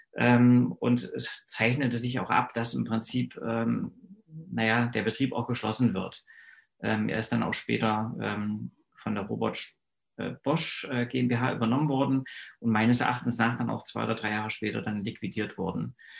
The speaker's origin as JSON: {"language": "German", "town": "Eisenach", "region": "Thuringia", "country": "Germany", "tie": "born or raised there", "also_born_or_lived": "Eichsfeld", "moved": "as an adult", "said": "ich bin 1971 in Eisenach geboren"}